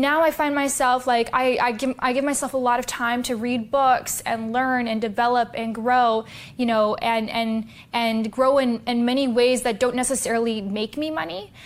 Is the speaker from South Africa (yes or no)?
no; Canada; I was born in Canada